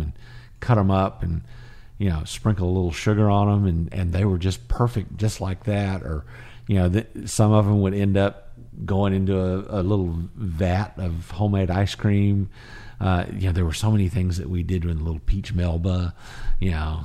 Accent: Fort Worth, Texas, United States; I grew up in Fort Worth

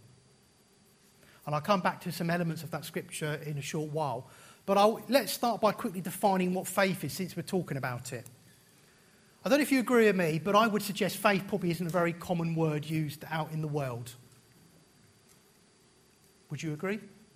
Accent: United Kingdom; as British people

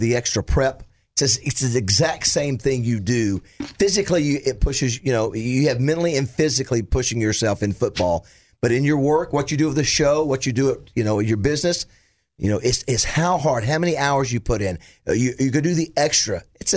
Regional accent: Panama City, Florida, United States; now in Arkansas, United States; I'm an Arkansan, even though I was born in Panama City

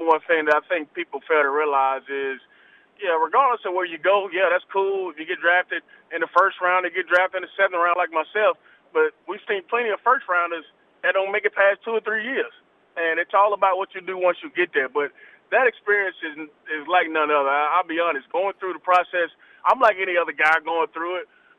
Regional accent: Atlanta, Georgia, United States; I'm from Atlanta, so I'm like, here goes the Atlanta number calling me.

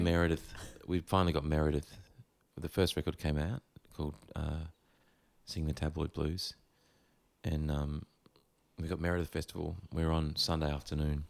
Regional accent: Gold Coast, Queensland, Australia; growing up on the Gold Coast

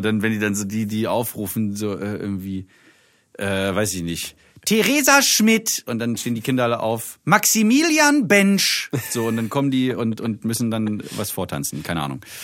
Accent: Germany; bei uns in Deutschland

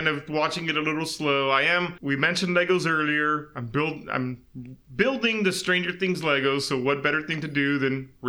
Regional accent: South Texas, United States; Growing up in South Texas

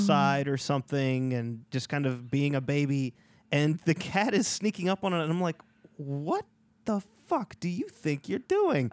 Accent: Louisiana, United States; I'm from Louisiana.

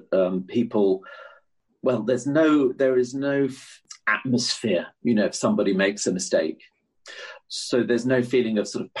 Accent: United Kingdom; as a British musician

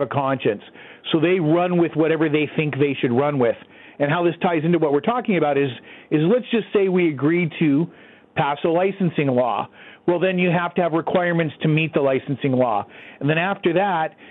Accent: United States; now in Canada; here in Canada, being an American and also a gun writer in Canada

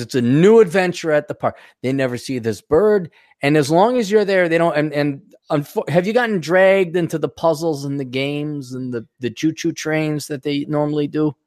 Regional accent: Wisconsin, United States; I grew up in Wisconsin, where there is also over ten thousand lakes

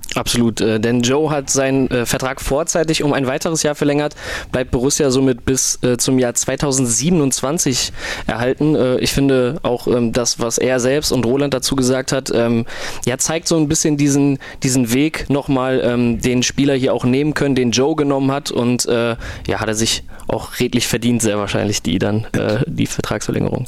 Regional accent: Krefeld, North Rhine-Westphalia, Germany

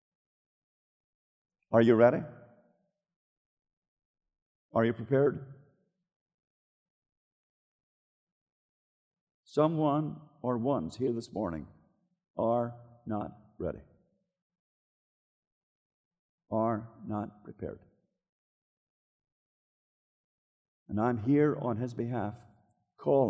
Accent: Northern Ireland, United Kingdom; moved away; In my hometown in North Ireland

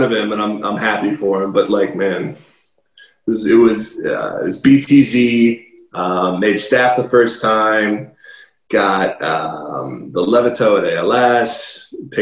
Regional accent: Cleveland, Akron, Northeast Ohio, United States; moved away; Originally, I'm from the Northeast Ohio area, Cleveland, Akron

